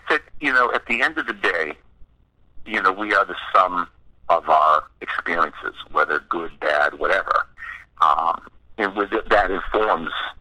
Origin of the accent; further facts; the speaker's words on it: East Coast of the United States, United States; we're also a bunch of guys from the East Coast, you know, growing up in the United States at a certain time.